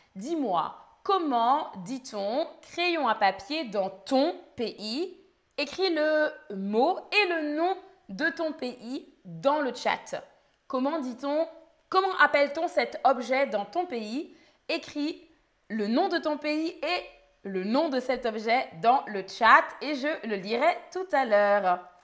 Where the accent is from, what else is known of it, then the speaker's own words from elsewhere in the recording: Île-de-France, France; Je viens d'Île-de-France, d'où je viens.